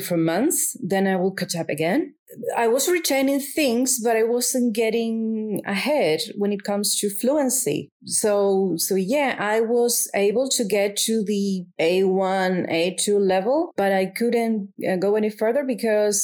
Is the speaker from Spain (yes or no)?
yes; Canary Islands, Spain; English is a second language; I was born in the Canary Islands, and I've lived there pretty much all my life